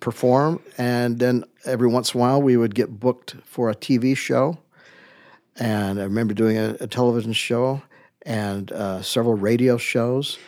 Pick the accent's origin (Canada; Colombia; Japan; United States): United States; Utah; I say, "Utah."